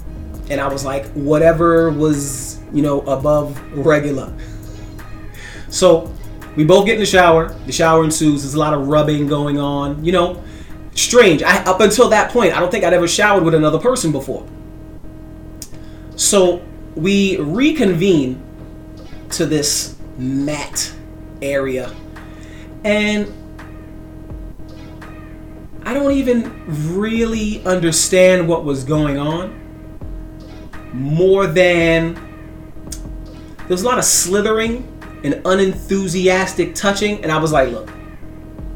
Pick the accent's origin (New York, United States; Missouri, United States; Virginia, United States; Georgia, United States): New York, United States; I'm from New York